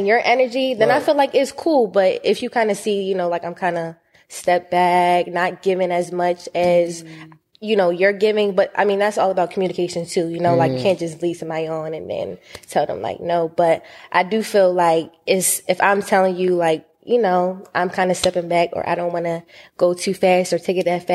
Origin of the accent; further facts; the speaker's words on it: New York City, New York, United States; I'm from New York, so a lot of kids, like, from Queens, too, we go to, like, you know, like, Catholic schools. So I did go to a Catholic school growing up